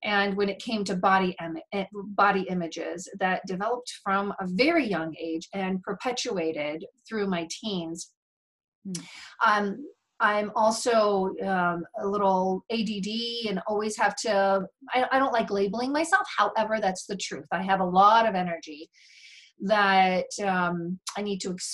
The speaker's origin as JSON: {"language": "English", "country": "United States", "tie": "born or raised there", "said": "I was born and raised in America"}